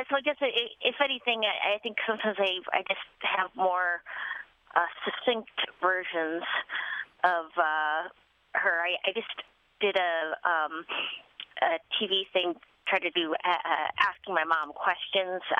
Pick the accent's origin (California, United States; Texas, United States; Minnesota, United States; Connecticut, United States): Minnesota, United States; Duluth; born or raised there; moved away